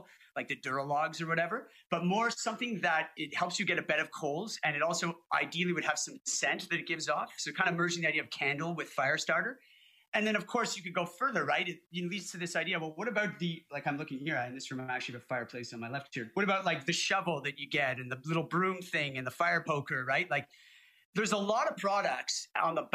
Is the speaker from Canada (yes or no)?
yes; Canada; I'm Canadian. We light a lot of fires. It's freaking cold up here